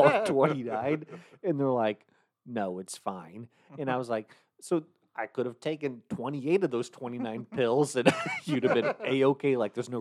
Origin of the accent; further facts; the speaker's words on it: Franklin, United States; downtown Franklin, my hometown